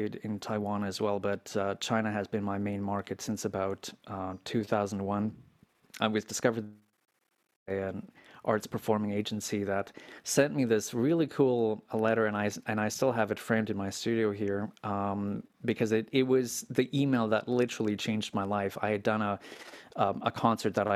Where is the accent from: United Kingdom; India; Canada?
Canada; I'm Canadian